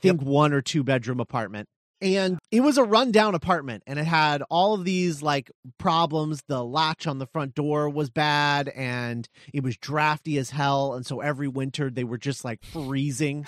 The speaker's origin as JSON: {"language": "English", "region": "Texas", "country": "United States", "said": "as a fellow Texan"}